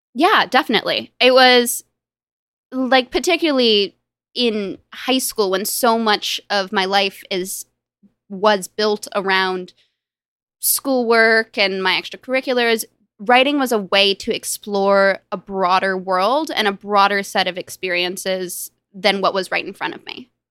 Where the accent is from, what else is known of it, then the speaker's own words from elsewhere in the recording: Los Angeles, California, United States; I grew up in Los Angeles with m, both my parents and my younger brother and my younger sister